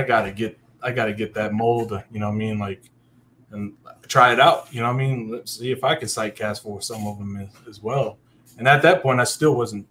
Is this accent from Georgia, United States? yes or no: no; Virginia Beach, Virginia, United States; moved away as an adult; also born or lived in Norfolk, Virginia; now in Texas, United States; I grew up in Virginia Beach, in Virginia, okay, right on the Chesapeake Bay